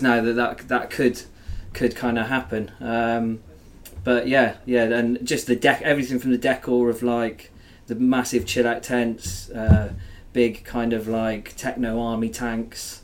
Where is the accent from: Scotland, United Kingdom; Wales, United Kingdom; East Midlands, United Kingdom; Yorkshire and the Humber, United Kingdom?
Wales, United Kingdom; growing up in Wales, there was definitely more dancing in fields than dancing on dance floors